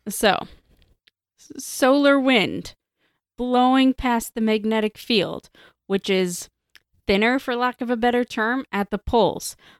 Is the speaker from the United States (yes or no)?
no; Canada